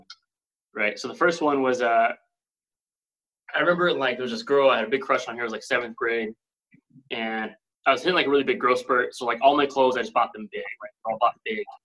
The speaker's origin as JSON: {"language": "English", "country": "United States", "said": "I'm American"}